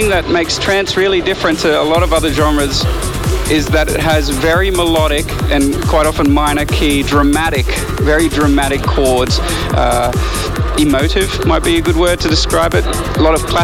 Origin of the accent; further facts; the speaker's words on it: Australia; I love playing in Australia so much. It's my hometown